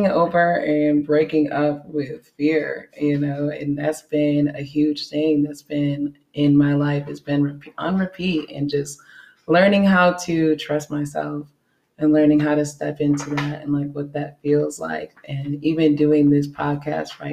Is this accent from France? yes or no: no; Chicago, Illinois, United States; I'm from Chicago, Illinois.